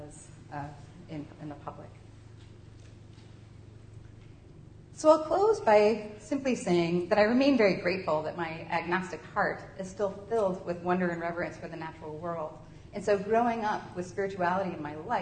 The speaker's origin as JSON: {"language": "English", "region": "Kentucky", "country": "United States", "tie": "born or raised there", "moved": "yes", "said": "my hometown in Kentucky"}